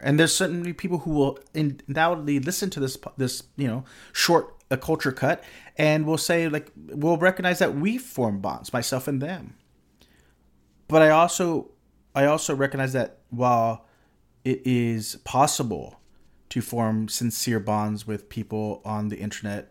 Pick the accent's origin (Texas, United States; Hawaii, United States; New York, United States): Texas, United States; Corpus Christi; I grew up in a s, in a relatively small city in South Texas